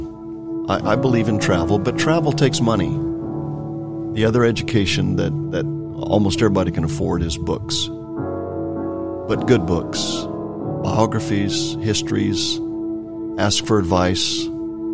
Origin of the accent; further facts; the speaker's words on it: California, United States; I grew up in California